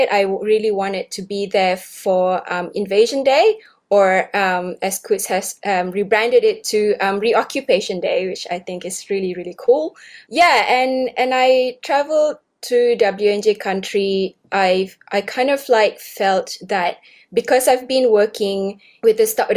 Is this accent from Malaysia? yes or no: yes; Malaysia; now in Sydney, Australia; I grew up in Malaysia and came to Australia in 2007